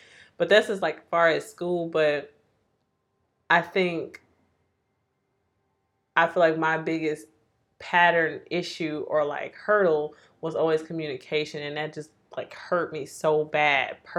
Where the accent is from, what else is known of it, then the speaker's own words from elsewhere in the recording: Milwaukee, Wisconsin, United States; moved away as an adult; I grew up in Milwaukee